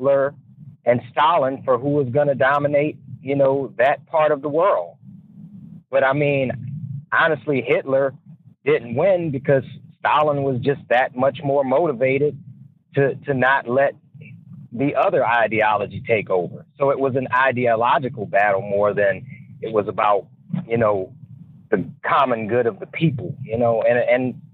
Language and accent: English; United States; being an American